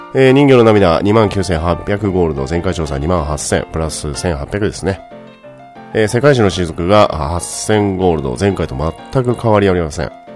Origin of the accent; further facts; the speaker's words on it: Fukuoka, Japan; now in Tokyo, Japan; 私は出身が福岡の方なので